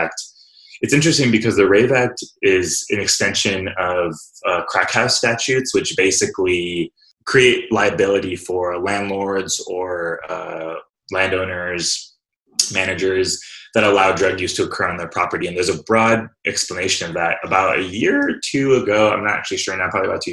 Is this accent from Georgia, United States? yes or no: no; Fresno, California, United States; I was born and raised in Fresno, California